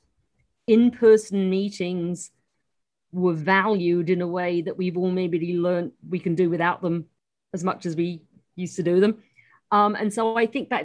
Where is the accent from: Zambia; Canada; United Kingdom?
United Kingdom; moved away as an adult; now in New York, United States; I'm still a British citizen as well